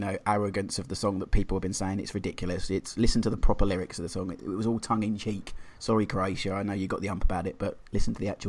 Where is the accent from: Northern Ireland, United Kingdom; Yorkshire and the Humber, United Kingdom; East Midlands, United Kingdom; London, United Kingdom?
London, United Kingdom; I'm from Plumstead originally